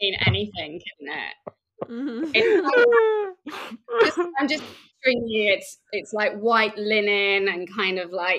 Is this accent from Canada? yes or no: no; Reading, South East England, United Kingdom; there was nothing in Reading where I come from. It's just outside of London.